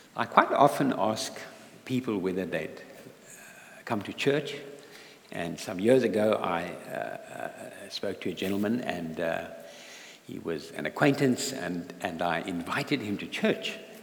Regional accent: South Africa; moved away; I'm not a Geordie, I'm from South Africa and um, born in South Africa

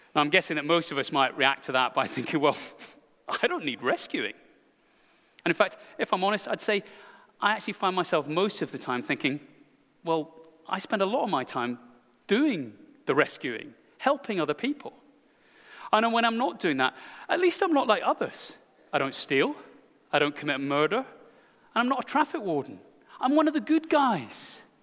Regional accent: Scotland, United Kingdom; speaking as a Scotsman

